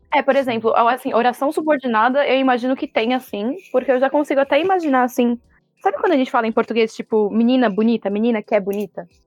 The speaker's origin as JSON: {"language": "Portuguese", "country": "Brazil", "said": "para mim, que sou brasileira"}